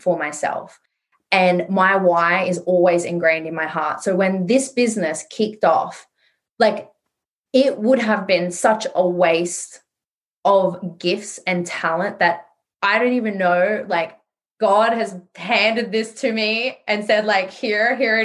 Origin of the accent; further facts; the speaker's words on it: Sydney, New South Wales, Australia; I grew up in Western Sydney in a very low income earning area